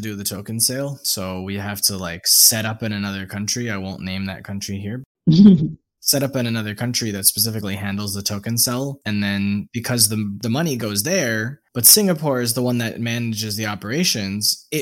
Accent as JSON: {"language": "English", "country": "United States", "also_born_or_lived": "Vietnam", "moved": "as an adult", "said": "As an American citizen"}